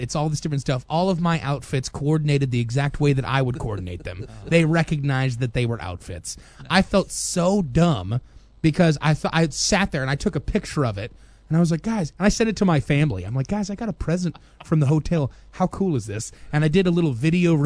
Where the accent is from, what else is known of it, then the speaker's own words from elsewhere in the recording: United States; Being an American dude in the Philippines